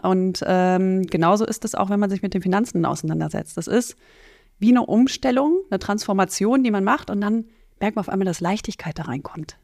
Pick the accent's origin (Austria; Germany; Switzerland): Germany; North Rhine-Westphalia; also born or lived in Netherlands; Ich bin im Westen, in Nordrhein-Westfalen aufgewachsen, in Holland geboren, in Nordrhein-Westfalen aufgewachsen